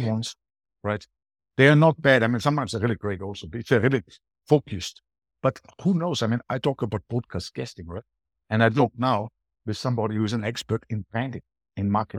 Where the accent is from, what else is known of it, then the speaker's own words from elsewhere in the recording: Austria; accent: Austrian; English is a second language; moved away as an adult; also born or lived in Latin America; now in Spain; I'm from Austria